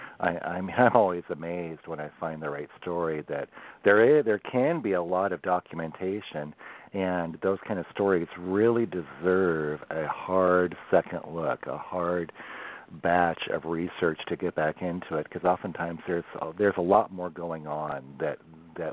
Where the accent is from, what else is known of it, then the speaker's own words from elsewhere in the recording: Newport, Oregon, United States; now in Washington, United States; I was born on the coast in Oregon. I was born in Newport